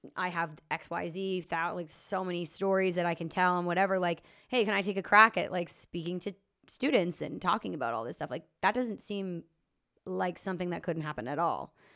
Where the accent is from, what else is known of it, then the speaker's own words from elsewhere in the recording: Lower Sackville, Nova Scotia, Canada; also born or lived in St. John's, Newfoundland / Alberta; I grew up in Lower Sackville